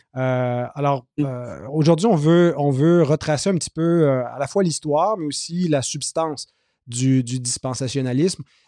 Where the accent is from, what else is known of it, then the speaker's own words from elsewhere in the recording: Quebec, Canada; j'ai grandi dans l'Église évangélique au Québec